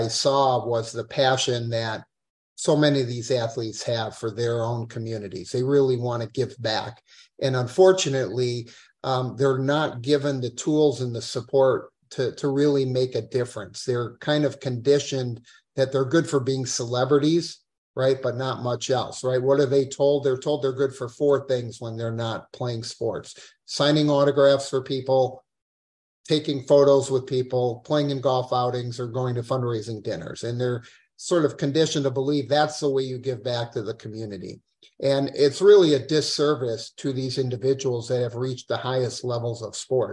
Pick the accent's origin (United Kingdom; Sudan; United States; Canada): United States; Madison, Wisconsin; also born or lived in Israel; I was born in Israel and grew up in Madison